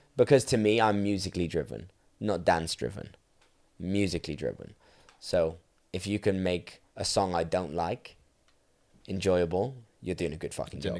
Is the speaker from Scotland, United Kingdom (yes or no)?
no; Welsh, Wales, United Kingdom; I'm Welsh